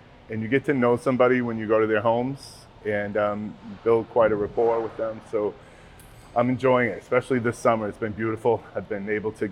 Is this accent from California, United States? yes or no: no; Portland, Maine, United States; also born or lived in Newton, Massachusetts; I grew up in the Portland area, Munjoy Hill mostly. Bayside, went to Portland schools